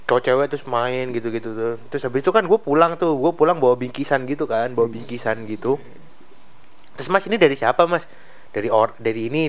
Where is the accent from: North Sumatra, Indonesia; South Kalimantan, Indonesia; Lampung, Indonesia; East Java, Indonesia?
East Java, Indonesia; Surabaya; terus gue tuh kemarin ke Surabaya kampung gue kan Surabaya kan ini agak terharu gue